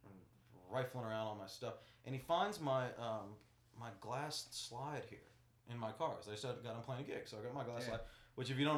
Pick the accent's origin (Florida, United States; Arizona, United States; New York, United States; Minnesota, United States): Florida, United States; Ocala; I'm from Ocala